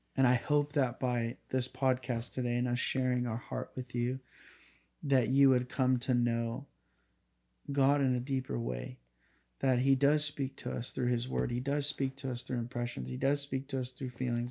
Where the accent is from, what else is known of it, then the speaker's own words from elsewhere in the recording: Northern California, United States; I have my hometown here. I have my high school buddies that I know that were from here